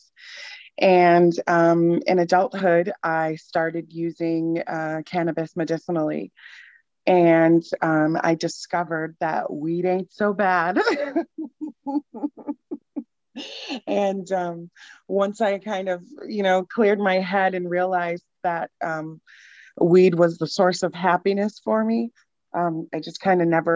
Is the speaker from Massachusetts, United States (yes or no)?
yes; Newton, Massachusetts, United States; also born or lived in Boston; now in Jersey City, United States; I grew up in Newton, Massachusetts